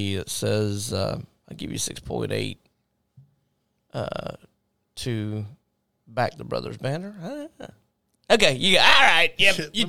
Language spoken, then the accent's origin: English; Jacksonville, Florida, United States; We're from Jacksonville.